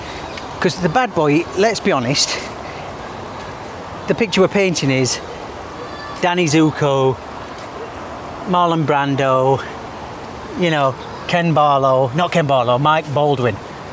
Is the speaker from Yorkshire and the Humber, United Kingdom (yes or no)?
yes; Yorkshire and the Humber, United Kingdom; I'm from Yorkshire.